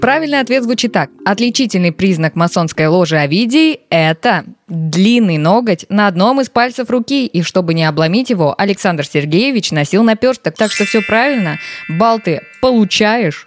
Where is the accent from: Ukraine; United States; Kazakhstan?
Kazakhstan; Я сама из Казахстана, и у меня очень много знакомых парней казахов.